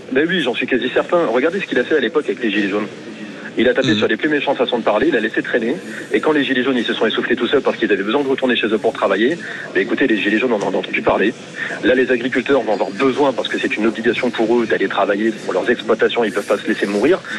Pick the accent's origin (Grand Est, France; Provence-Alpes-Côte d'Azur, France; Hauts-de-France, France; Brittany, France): Hauts-de-France, France; born or raised there; now in Béziers, France